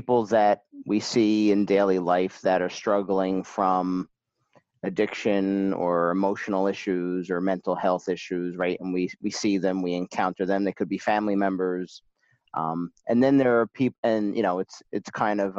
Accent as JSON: {"language": "English", "town": "Parsippany", "region": "New Jersey", "country": "United States", "tie": "born or raised there", "also_born_or_lived": "Lincoln Park, New Jersey", "said": "we moved from Lincoln Park, New Jersey to Parsippany, where I spent most of my years"}